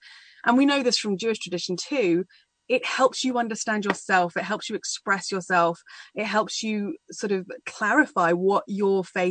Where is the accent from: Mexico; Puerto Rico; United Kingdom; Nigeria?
United Kingdom; I grew up just outside London in a small English village